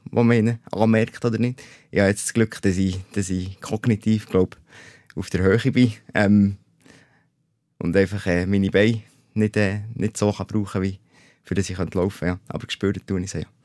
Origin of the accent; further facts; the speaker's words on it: Oberburg, Bern, Switzerland; dann habe ich dann in die öffentliche Schule gewechselt in Oberburg, wo ich aufgewachsen bin